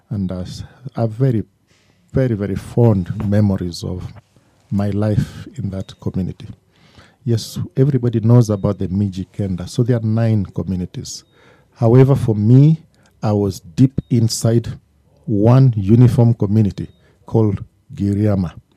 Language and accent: English; Mombasa, Coast, Kenya; born there; I was born in Mombasa, Lady Grigg Maternity at the Coast General Hospital.